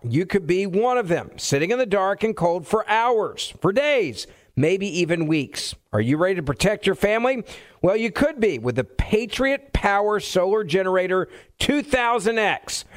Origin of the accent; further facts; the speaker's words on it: Memphis, Tennessee, United States; my hometown of, of Memphis